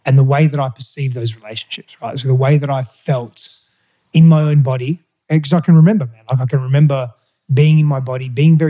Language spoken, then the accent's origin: English; Australia; first language Greek; English is a second language; also born or lived in Greece; I was born in Australia. But then my father wanted to try and make a living in Greece, try and make it work there. And so he moved us all there virtually as soon as I was born